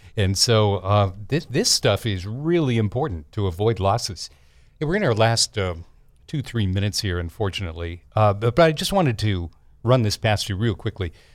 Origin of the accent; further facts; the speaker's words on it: Denver, Colorado, United States; I grew up in Denver